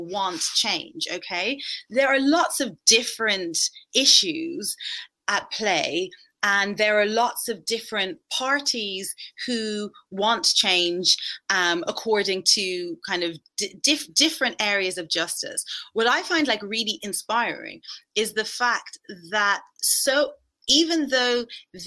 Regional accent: Ireland; I grew up, well, I'm Irish, and growing up in Ireland in the 1980s

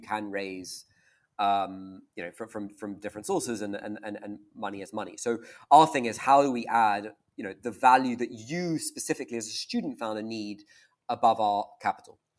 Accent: Scotland, United Kingdom; also born or lived in Stanford, United States; and I'm Scottish

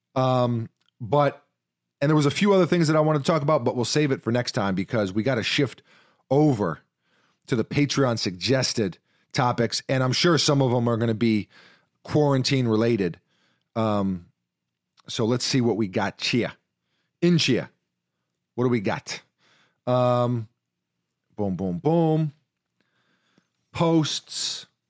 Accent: New York, United States; growing up in New York

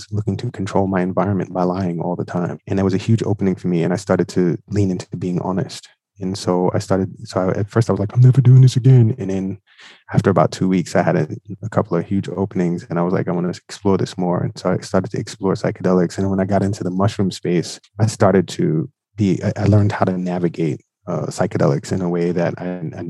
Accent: New York City, New York, United States; I am from Brooklyn, New York

